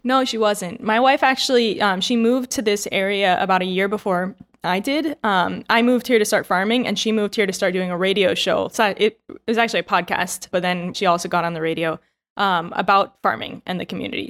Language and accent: English; United States; moved away as an adult; now in Taiwan; I'm American